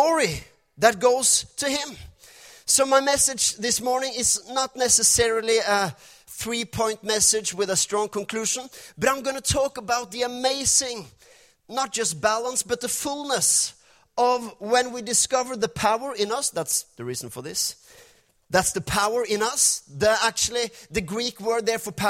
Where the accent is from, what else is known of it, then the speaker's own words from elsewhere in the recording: Norway; first language Norwegian; English is a second language; my English is not perfect. We're from Norway. This is my second language, or actually fifth language. First is Norwegian